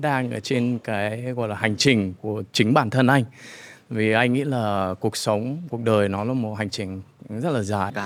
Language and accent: Vietnamese; United States; moved away as an adult; now in Vietnam; mình uh, sinh ra và lớn lên ở Mỹ